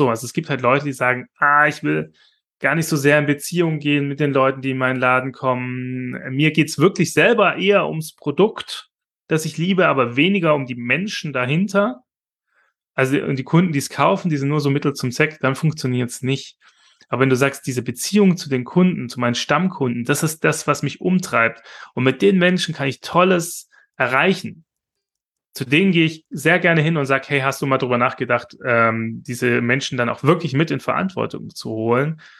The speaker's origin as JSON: {"language": "German", "town": "Esslingen", "region": "Baden-Württemberg", "country": "Germany", "said": "Oder das Popinski in, äh, in Esslingen, wo ich herkomme, ähm"}